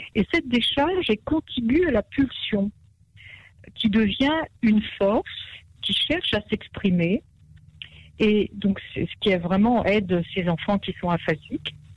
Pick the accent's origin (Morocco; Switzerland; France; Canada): Morocco; Marrakesh, Marrakesh-Safi; je suis née à Marrakech.